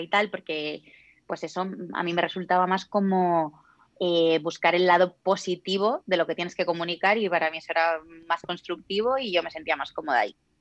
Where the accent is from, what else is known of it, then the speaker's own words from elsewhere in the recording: Zamora, Castile and León, Spain; moved away as an adult; now in Madrid, Spain; yo soy de Zamora